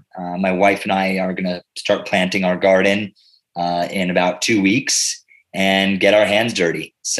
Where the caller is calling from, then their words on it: Pennsylvania, United States; I am calling in from Bucks County, Pennsylvania. We're in eastern Pennsylvania, about 5 minutes from the Delaware River